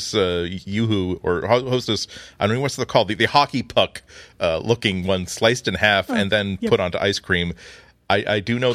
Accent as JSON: {"language": "English", "region": "New England", "country": "United States", "said": "I'm from New England"}